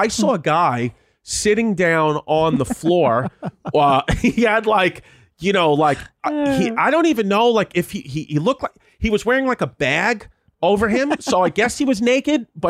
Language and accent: English; New York, United States; I'm from New York.